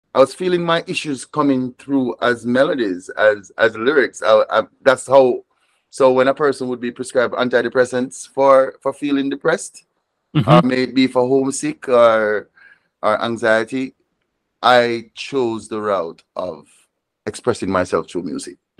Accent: Moorland Hill, Westmoreland, Jamaica; also born or lived in Savanna-la-Mar, Jamaica; now in Rhode Island, United States; grew up and grew up in a small mountain village called Moorland Hill

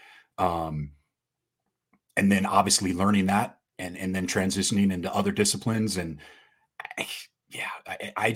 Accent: Utah, United States; I tell people I'm from Utah

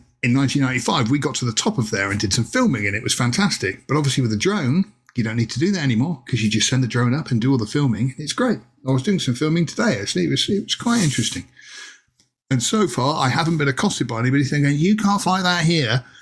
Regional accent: Plymouth, South West England, United Kingdom; moved away; I went down to my hometown of Plymouth in southwest England recently to see my mum, who still lives down there

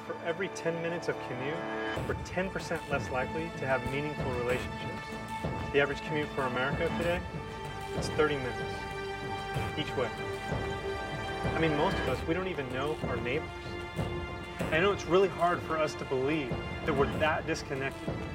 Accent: Michigan, United States; Growing up in Michigan, cars were a big deal

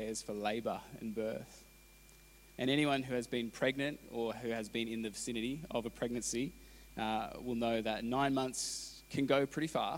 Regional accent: Canberra, Australian Capital Territory, Australia; moved away; I grew up in Canberra

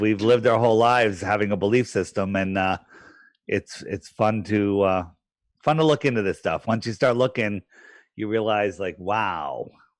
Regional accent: East Coast, United States; I grew up on the East Coast. Yeah. I still live here.

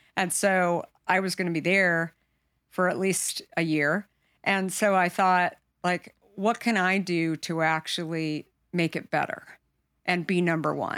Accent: Arizona, United States; I grew up in Arizona

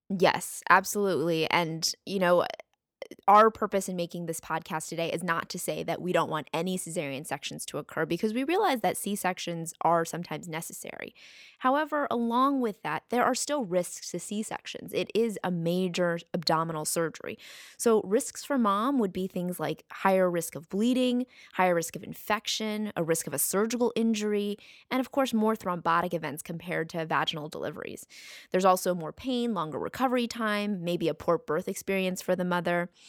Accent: United States; we're from the United States

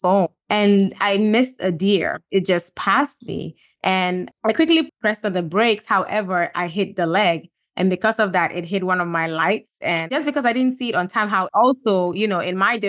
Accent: Gambia; moved away; also born or lived in Ghana; I'm from Ghana. I grew up in Gambia

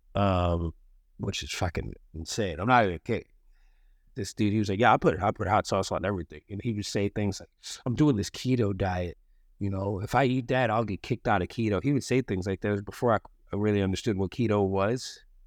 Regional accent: East Coast, United States; I'm an East Coast boy

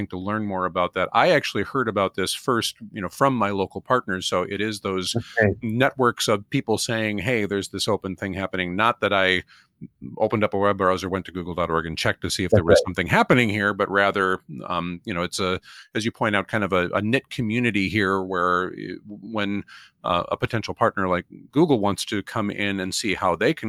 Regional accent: Minnesota, United States; my home state of Minnesota, where I'm speaking from right now.

